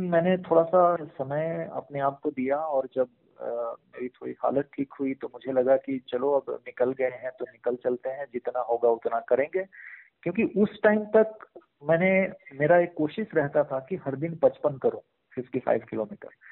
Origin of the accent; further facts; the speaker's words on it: Bihar, India; now in Bangalore, India; अपने तरफ बिहार में जहाँ पे मैं पला बड़ा हूँ